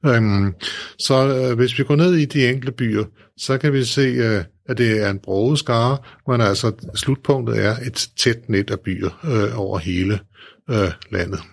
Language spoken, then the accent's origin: Danish; Store Heddinge, Zealand, Denmark; min hjemby, mm. Storhedinge